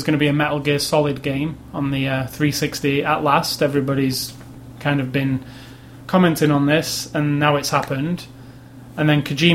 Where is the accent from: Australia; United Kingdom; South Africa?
United Kingdom; I'm from Britain